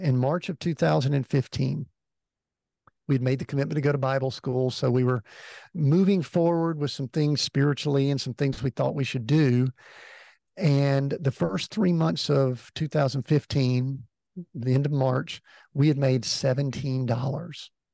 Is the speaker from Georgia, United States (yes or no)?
yes; Atlanta, Georgia, United States; moved away; I grew up in the Atlanta area, so right there where you are. And uh, so I'm an Atlanta native, spent the first 50 years of my life in and around the Atlanta area